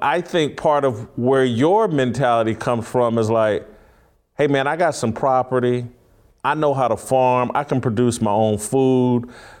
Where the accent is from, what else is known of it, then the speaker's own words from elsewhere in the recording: Indianapolis, Indiana, United States; I grew up in Indianapolis. My father owned a bar in the inner city.